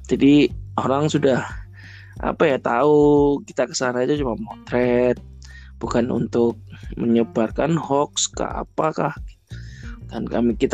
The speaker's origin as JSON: {"language": "Indonesian", "town": "Surabaya", "region": "East Java", "country": "Indonesia", "tie": "born or raised there", "said": "apalagi saya juga asli Surabaya juga mungkin banyak hal yang belum belum saya ketahui di Surabaya sehingga memang seharusnya saya lebih eksplor kota saya"}